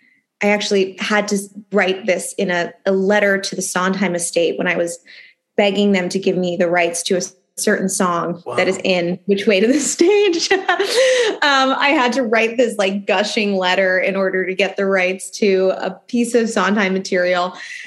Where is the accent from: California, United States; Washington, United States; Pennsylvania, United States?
Pennsylvania, United States; Philadelphia; I grew up in Philadelphia, born and raised in Philly. My parents still live in the house I grew up in.